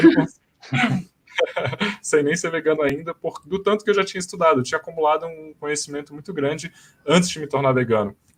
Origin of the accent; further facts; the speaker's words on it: Brasília, Federal District, Brazil; eu sou de Brasília